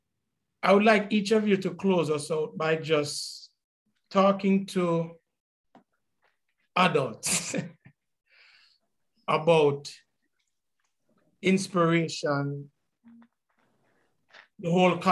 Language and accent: English; Jamaica; all of these dividing factors that we have always known growing up in Jamaica